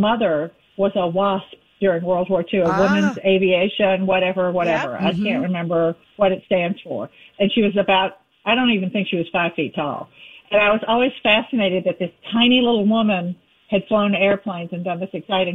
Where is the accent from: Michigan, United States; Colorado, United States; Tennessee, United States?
Tennessee, United States; Shelbyville; was from Shelbyville, Tennessee, my hometown